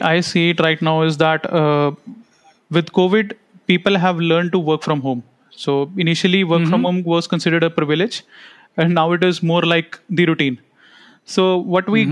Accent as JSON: {"language": "English", "country": "India", "said": "being an Indian parent"}